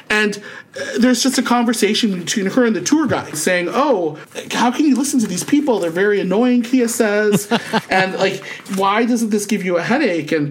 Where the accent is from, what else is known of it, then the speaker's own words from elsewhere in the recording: Philippines; But the thing is, though, even as a Filipino, and I'm not even well versed, I'm aware of all these things.